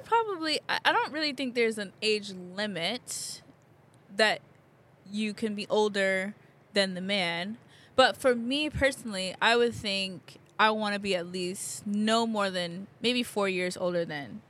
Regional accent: Connecticut, United States; moved away; also born or lived in Jamaica; I'm originally from the U.S., from a state called Connecticut. It's near New York City and Massachusetts, but originally I am from Jamaica

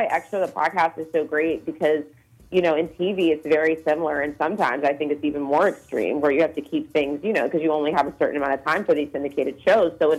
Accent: Virginia, United States; moved away; I'm originally from Virginia

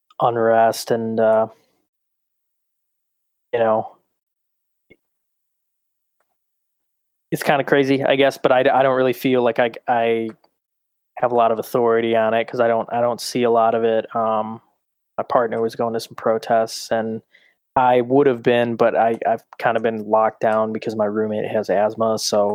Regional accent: Davisburg, Michigan, United States; moved away as an adult; now in Chicago, United States; I'm not from Clarkston, but I'm from Davisburg, which nobody knows where the fuck that is

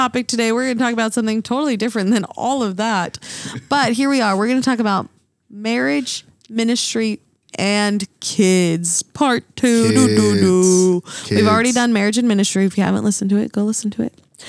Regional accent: Utah, United States; I grew up in Utah. There was like 1,000 people in my graduating class.

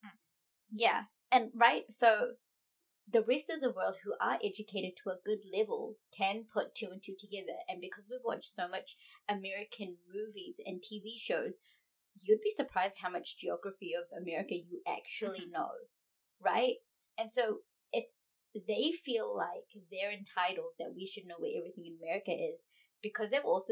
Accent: India; I just had one thing to say as an Indian.

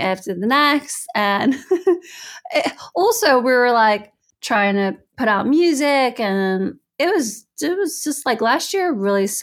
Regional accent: United States; moved away as an adult; also born or lived in United Kingdom; now in Italy; as an American, I'm happy to be in Europe

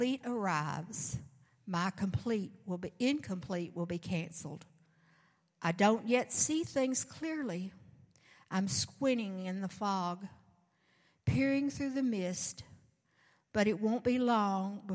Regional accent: the South, United States; I'm from the South

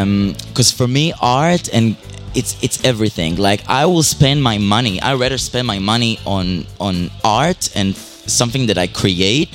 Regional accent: Israel; moved away; In Israel. I was born and raised in Israel

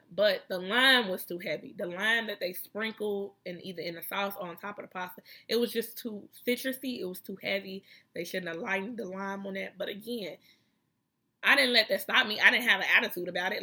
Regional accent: Chicago, Illinois, United States; I'm from Chicago where we got skyscrapers and shit

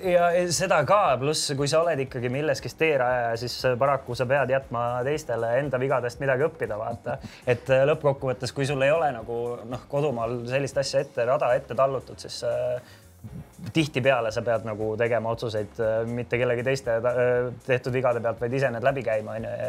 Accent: Tallinn, Harju County, Estonia; Mustamäe poisina

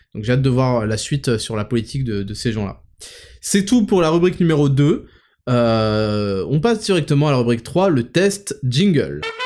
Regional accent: Paris suburbs, Île-de-France, France; dans la ville où j'habitais, euh, en périphérie parisienne

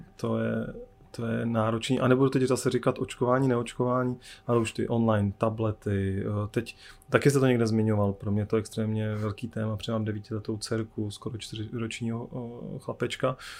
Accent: Czechia; jsme Češi

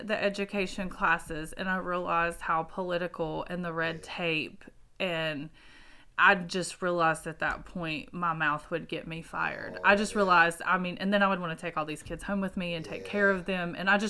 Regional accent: Gray, Tennessee, United States; also born or lived in Jonesborough, Tennessee; I grew up in Gray, Tennessee. So I was born and raised here. So I grew up in Gray, and then I went to Gray School, went to Daniel Boone, graduated in 99, and then moved my senior year to Jonesboro, and then I've been in Jonesboro ever since.

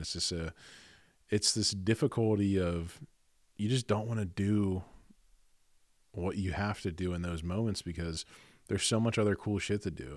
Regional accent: Garnet Valley, Pennsylvania, United States; I'm from Garnet Valley

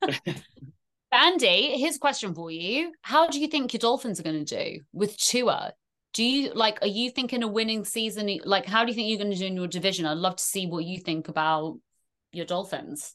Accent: England, United Kingdom; accent: very strong English; also born or lived in Ireland; in the motherland for me, even though I rap a very strong English accent

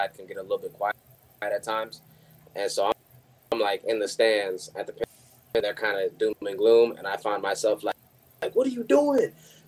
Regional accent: Missouri, United States; because I'm not from Indiana originally. I'm from Missouri.

